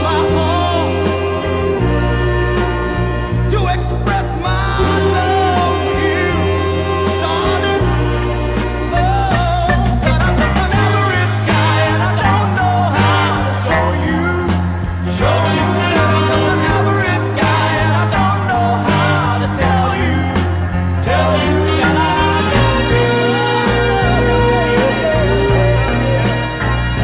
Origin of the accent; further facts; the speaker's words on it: Pomona, California, United States; Pomona, my hometown